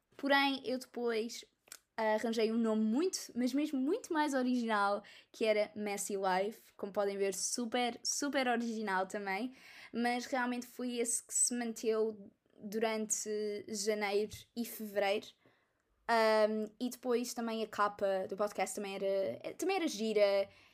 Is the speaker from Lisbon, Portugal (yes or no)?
no; Almada, Setúbal, Portugal; sou da Almada